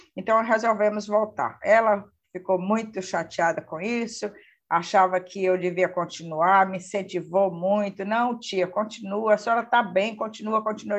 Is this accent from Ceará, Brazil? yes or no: yes; Fortaleza, Ceará, Brazil; Sou de Fortaleza, moro aqui em Fortaleza